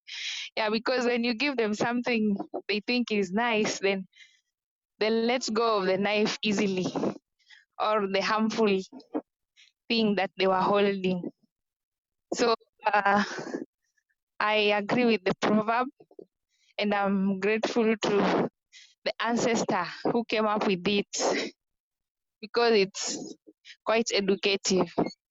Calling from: Kenya; This is …. I'm joining from Kenya, and right now I'm in Kaloleni.

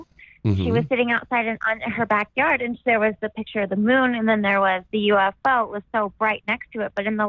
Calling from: San Diego, California, United States; I'm still calling from South San Diego.

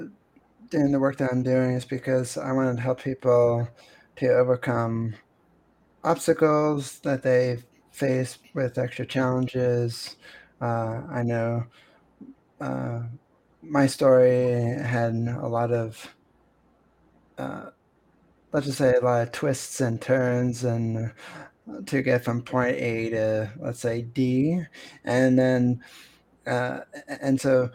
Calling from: Pennsylvania, United States; I'm connecting from Pennsylvania, and it's really cold outside.

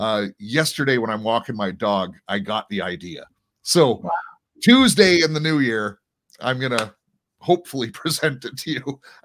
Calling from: Canada; and I'm broadcasting from Canada.

